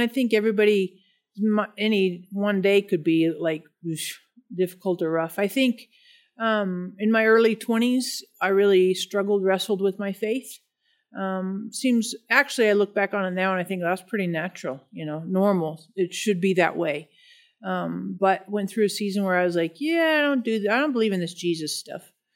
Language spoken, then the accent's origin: English; Denver, Colorado, United States; I'm from Denver, nor-, native Denver person, uh, born and raised